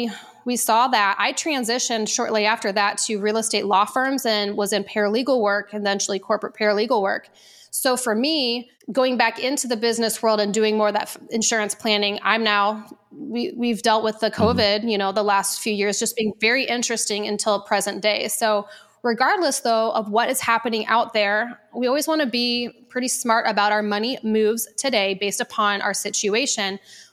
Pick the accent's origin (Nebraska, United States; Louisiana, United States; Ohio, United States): Nebraska, United States; Omaha; moved away; before I moved to Arizona, I was from Omaha, Nebraska.